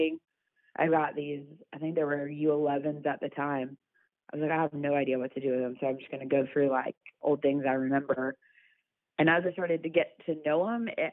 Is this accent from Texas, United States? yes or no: yes; Grapevine, Texas, United States; moved away as an adult; now in Birmingham, United States; I grew up in Grapevine, Texas